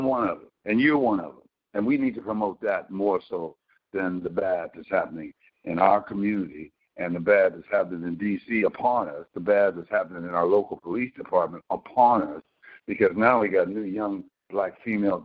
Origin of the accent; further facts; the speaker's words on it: Compton, California, United States; going to Compton, okay? And Compton was very good, quality education